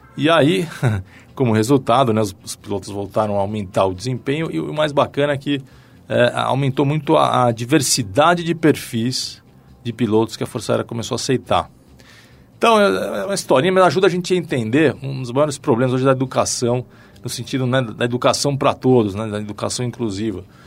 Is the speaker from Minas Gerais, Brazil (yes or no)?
no; São Paulo, Brazil; Eu nasci em São Paulo, família de classe média, apaixonado por futebol né, durante toda a infância. Comecei jogando bola no Clube Pinheiros